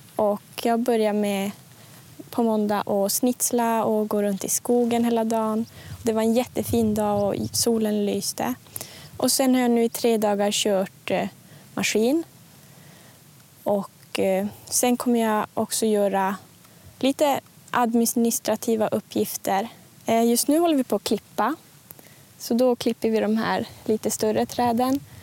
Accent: Junosuando, Norrbotten County, Sweden; jag är från Junosando

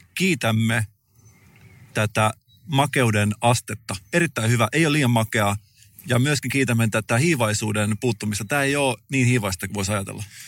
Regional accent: Salo, Southwest Finland, Finland; mä oon itse elän Salon kaduilla

